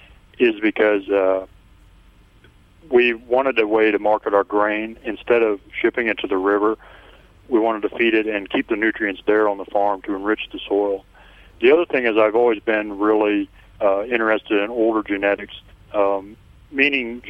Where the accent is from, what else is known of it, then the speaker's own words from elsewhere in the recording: Iowa, United States; we moved to Iowa here, my dad's family, in 1856, and we've been in the county ever since.